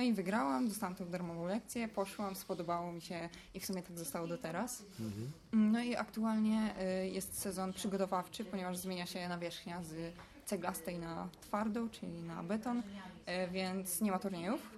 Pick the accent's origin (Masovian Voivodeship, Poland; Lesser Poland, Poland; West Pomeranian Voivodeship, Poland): Masovian Voivodeship, Poland; Warsaw; ja jestem z Ursynowa